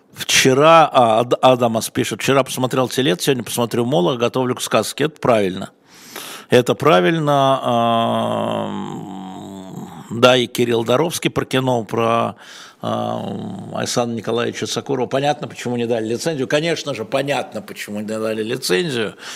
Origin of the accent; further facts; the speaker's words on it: Russia; я россиянин